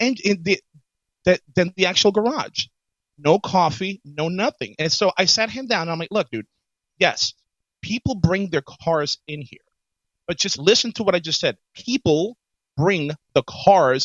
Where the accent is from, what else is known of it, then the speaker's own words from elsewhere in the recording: New York City, New York, United States; when I was growing up in the Bronx